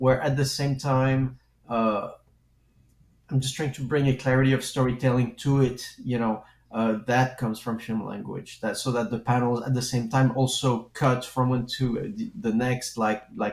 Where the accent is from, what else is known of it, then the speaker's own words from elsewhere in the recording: France; accent: French; English is a second language; moved away; when I was a kid, I grew up in France, and as you can hear probably, because I do have a French accent